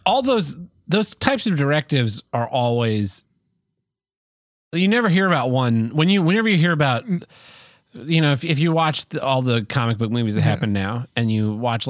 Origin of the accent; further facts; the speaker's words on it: Cleveland, Ohio, United States; My family's from the Philippines. Mm-hmm. I'm from Cleveland, Ohio, which is why I talk like this